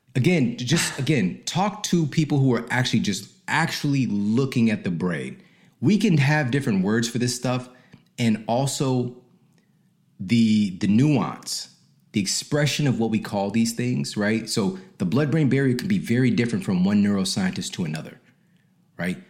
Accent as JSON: {"language": "English", "town": "St. Louis", "region": "Missouri", "country": "United States", "also_born_or_lived": "Ferguson, Missouri", "moved": "yes", "said": "I'm from St. Louis"}